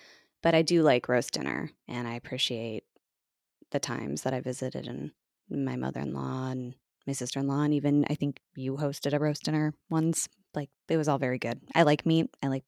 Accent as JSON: {"language": "English", "country": "United States"}